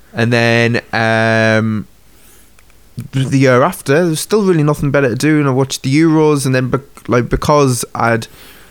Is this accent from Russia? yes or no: no; Sunderland, North East England, United Kingdom; I'm from Sunderland